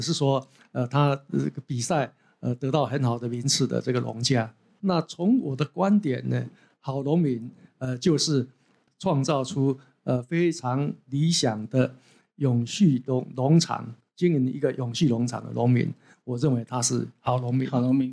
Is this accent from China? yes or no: no; Taiwan; 我们台湾人